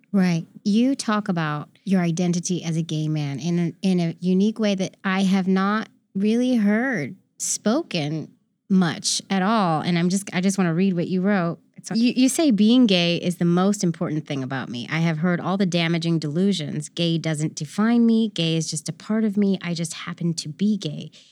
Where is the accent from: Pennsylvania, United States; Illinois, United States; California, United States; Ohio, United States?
California, United States; San Francisco; I grew up in San Francisco